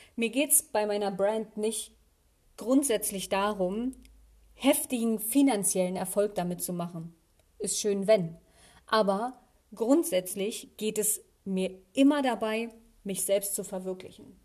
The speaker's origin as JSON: {"language": "German", "country": "Germany", "tie": "born or raised there", "said": "hier in meiner Heimatstadt"}